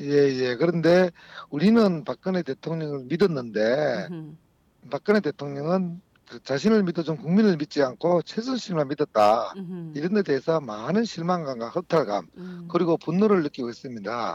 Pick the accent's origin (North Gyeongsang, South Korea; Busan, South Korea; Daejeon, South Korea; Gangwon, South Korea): North Gyeongsang, South Korea; Sangju; moved away as an adult; 우리 고향 상주로 내려온 지 올해가 12년째입니다